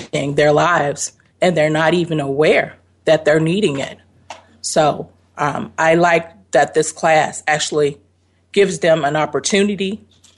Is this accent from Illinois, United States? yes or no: yes; Chicago, Illinois, United States; I'm actually from Chicago, Illinois